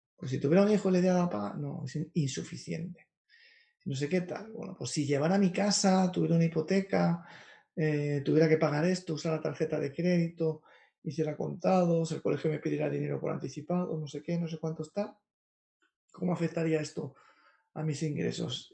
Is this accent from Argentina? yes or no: no; Madrid, Community of Madrid, Spain; Sí, yo soy de Carabanchel, de Madrid, que no es el mejor barrio de Madrid, tampoco es el peor, un barrio normal, es un barrio obrero